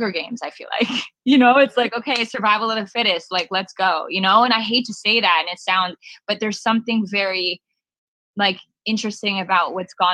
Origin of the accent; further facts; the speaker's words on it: Canada; I'm not even an LA girl. I'm actually from Canada